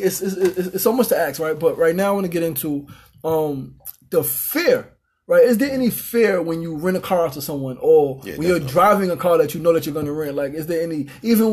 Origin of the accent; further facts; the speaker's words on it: New York City, New York, United States; we're both from Queensbridge